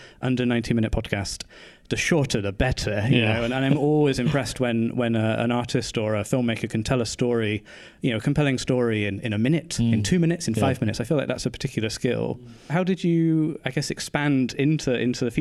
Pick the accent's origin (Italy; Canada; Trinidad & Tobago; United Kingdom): United Kingdom; Bristol, South West England; studio here in Bristol, my hometown